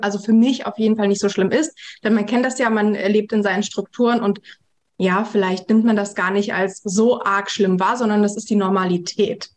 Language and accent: German; Germany; born or raised there; also born or lived in Kazakhstan